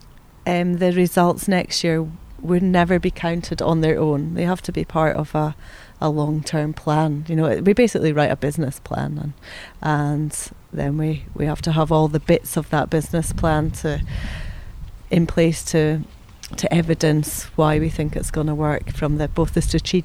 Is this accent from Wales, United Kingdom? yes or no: no; Aviemore, Scotland, United Kingdom; I was very lucky to grow up in Aviemore in the Highlands of Scotland